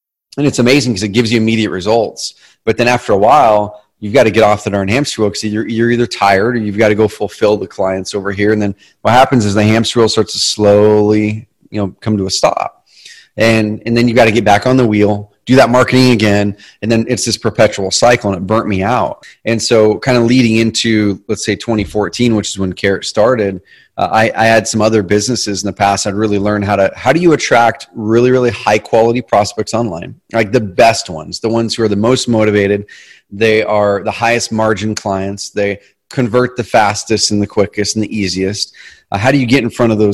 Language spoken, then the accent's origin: English; Southern Oregon, United States; also born or lived in Roseburg, Oregon; We grew up in Southern Oregon in a different town. I live in a town called Roseburg now